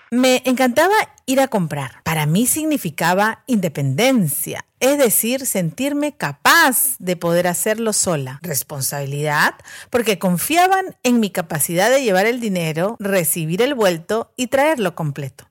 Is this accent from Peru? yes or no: yes; Callao, Peru; Cuando era pequeña viví en el Callao, en la calle García Calderón, a media cuadra de la iglesia Don Bosco